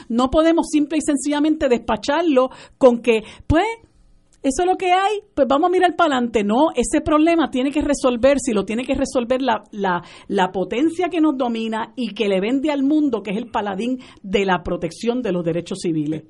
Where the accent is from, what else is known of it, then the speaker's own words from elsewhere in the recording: Puerto Rico; nosotros como puertorriqueños